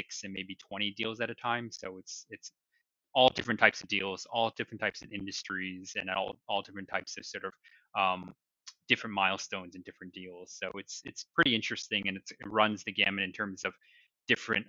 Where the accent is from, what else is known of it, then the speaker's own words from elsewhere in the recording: Taiwan; moved away as an adult; also born or lived in New Jersey / Boston; now in New York City, United States; I was born in New Jersey and I grew up in Taiwan. So I spent all my formative years, first through 12th grade, in Taiwan.